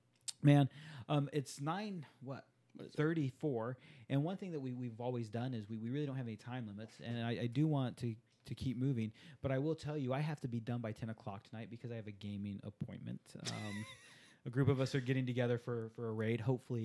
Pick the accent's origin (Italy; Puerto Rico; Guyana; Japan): Japan; Growing up in Japan, attending an American Department of Defense school in Japan, it was required reading the book Shogun